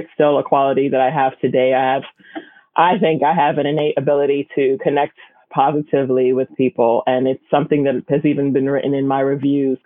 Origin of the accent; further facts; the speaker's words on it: New York City, New York, United States; I grew up in Bushwick, Brooklyn, and my family is from the Caribbean